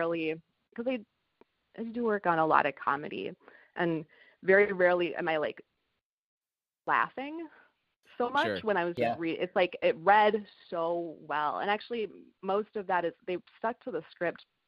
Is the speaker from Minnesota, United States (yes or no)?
yes; Minnesota, United States; moved away; I'm from Minnesota